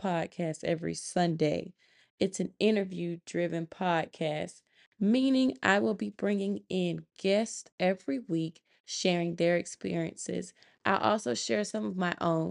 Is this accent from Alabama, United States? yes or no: yes; Montgomery, Alabama, United States; moved away as an adult; now in Georgia, United States; I'm from Montgomery, Alabama, but I currently reside in Georgia, where I am stationed